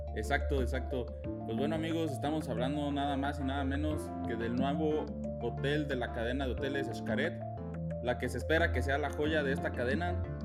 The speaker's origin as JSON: {"language": "Spanish", "country": "Mexico", "said": "nosotros como mexicanos"}